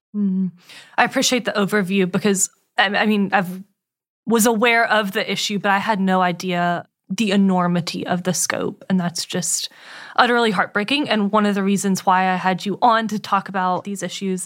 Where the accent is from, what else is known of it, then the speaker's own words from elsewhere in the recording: Winston-Salem, North Carolina, United States; I grew up in Winston Salem